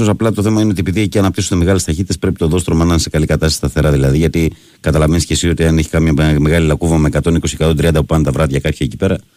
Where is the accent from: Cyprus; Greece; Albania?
Greece; Servia, Western Macedonia; έγινε τώρα με τη γέφυρα εκεί πάνω στη, στην πατρίδα μου στα Σέρβια Κοζάνης που, που ήταν κλεισμένη.